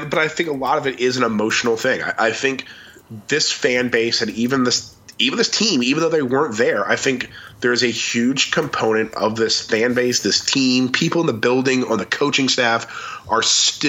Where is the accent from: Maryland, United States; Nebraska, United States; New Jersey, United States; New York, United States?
Maryland, United States; When I was a little kid growing up in Maryland